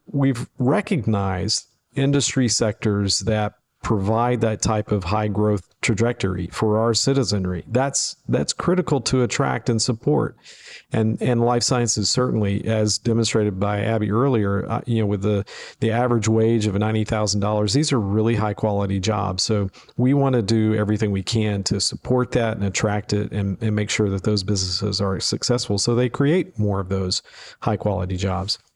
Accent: Memphis, Tennessee, United States; joined the University of Memphis to focus on economic development, uh, for my, uh, alma mater in my hometown

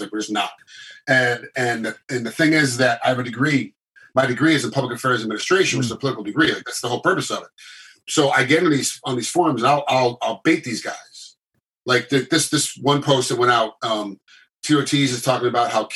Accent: United States; As an American

